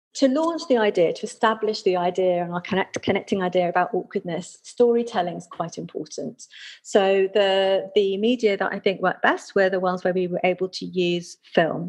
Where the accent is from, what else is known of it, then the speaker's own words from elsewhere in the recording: United Kingdom; we Brits